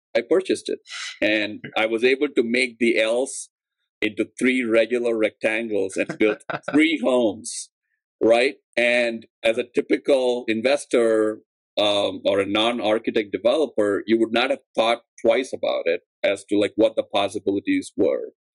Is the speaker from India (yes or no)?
yes; India; moved away as an adult; now in Chicago, United States; I'm originally from India, and at um, I came to grad school at UIC for architecture